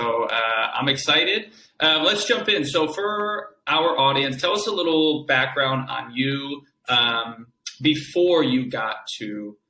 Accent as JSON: {"language": "English", "region": "Connecticut", "country": "United States", "said": "I'm from Connecticut."}